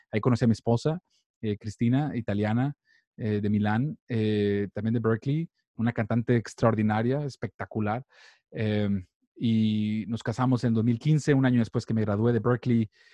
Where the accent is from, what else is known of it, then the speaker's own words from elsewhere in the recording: Monterrey, Nuevo León, Mexico; moved away as an adult; also born or lived in Boston; yo soy de Monterrey, México